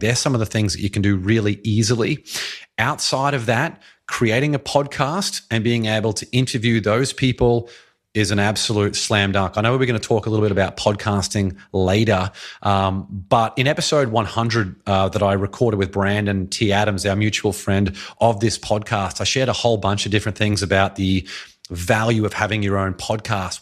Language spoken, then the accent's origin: English; Australia; now in United States; I'm from Australia